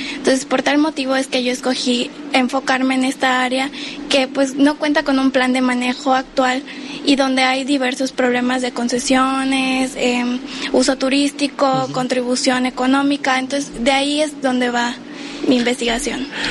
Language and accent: Spanish; Mérida, Yucatán, Mexico; moved away as an adult; now in Cozumel, Mexico; Yo soy de Mérida, Yucatán